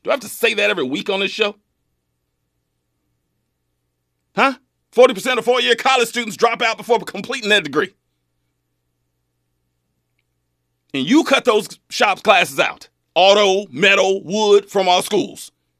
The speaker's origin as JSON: {"language": "English", "area": "Kern County", "region": "California", "country": "United States", "said": "I'm from Kern County, trust me. And Kern County loves some Trump, man."}